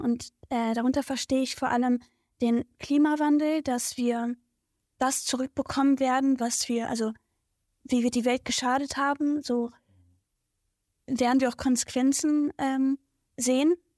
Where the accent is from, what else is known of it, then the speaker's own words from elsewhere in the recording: Berlin, Germany; Also Tempohof ist so meine Heimat. Ähm, da bin ich geboren und aufgewachsen.